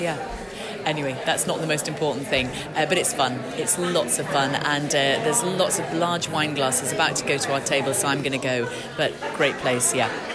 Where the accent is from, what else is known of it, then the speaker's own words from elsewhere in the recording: Yorkshire and the Humber, United Kingdom; I say vin, and I'm I'm I'm from Yorkshire